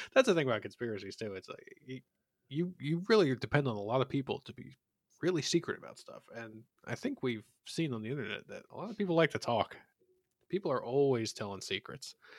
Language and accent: English; Philadelphia, Pennsylvania, United States; I, I grew up in Philadelphia